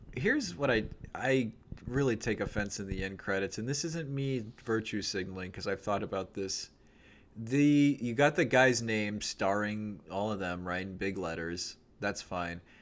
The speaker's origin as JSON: {"language": "English", "country": "United States", "said": "me as an American, you know, 34 year old in 2023"}